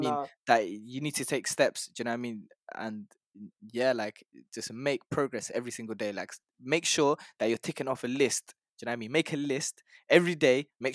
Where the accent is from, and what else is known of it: Nepal; moved away